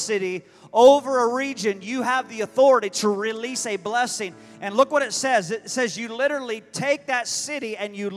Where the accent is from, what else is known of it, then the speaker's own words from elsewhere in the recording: United States; I'm a Christian first, but I'm an American. I'm proud to be an American.